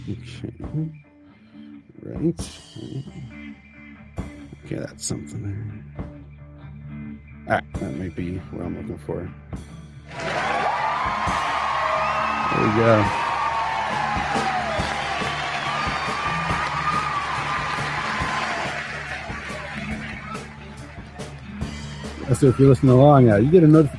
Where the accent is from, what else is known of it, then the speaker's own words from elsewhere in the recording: Canada; moved away; as a Canadian